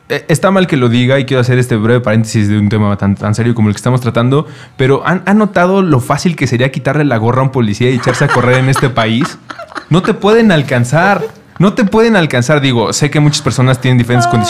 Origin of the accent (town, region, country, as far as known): Mexico